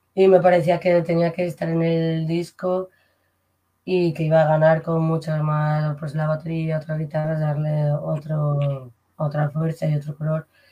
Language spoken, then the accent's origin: Spanish; Alicante, Valencian Community, Spain; moved away as an adult; now in Madrid, Spain; soy de Alicante y nada, me fui con pues ya llevo en Madrid unos 16 años